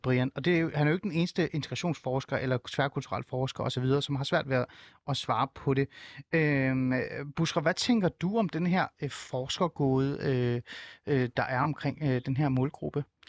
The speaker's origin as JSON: {"language": "Danish", "town": "Hornbæk", "region": "Capital Region of Denmark", "country": "Denmark", "tie": "born or raised there", "said": "jeg er også vokset op i Nordsjælland. Jeg er vokset op i Hornbæk"}